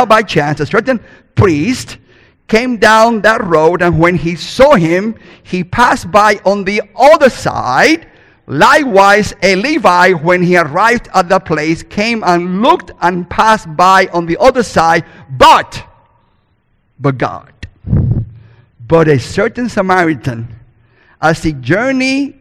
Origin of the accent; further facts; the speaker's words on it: Cuba; first language Spanish; English is a second language; moved away; I was born in Cuba and raised there too, so I speak God's first language, called Spanish.